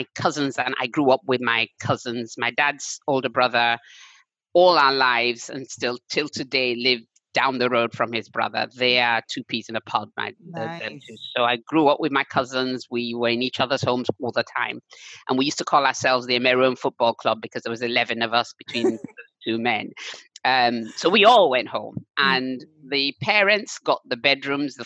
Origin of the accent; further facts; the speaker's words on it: Aba, Abia, Nigeria; moved away as an adult; also born or lived in London; I was born in London, but returned to Nigeria when I was about 5. So I spent most of my entire childhood, except those first few years, in Aba, which is in Abia State